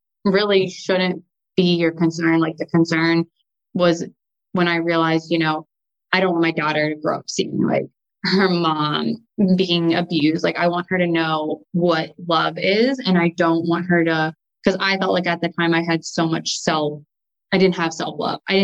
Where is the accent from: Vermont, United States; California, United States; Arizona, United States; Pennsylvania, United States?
Pennsylvania, United States; Erie; also born or lived in Pittsburgh, Pennsylvania; I grew up in like Erie, Pennsylvania